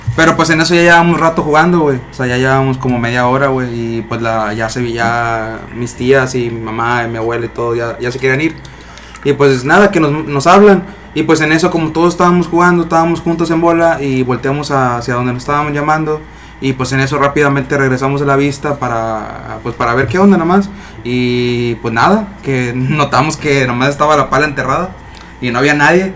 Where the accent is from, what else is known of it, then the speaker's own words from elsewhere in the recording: Matamoros, Tamaulipas, Mexico; soy oriundo de Matamoros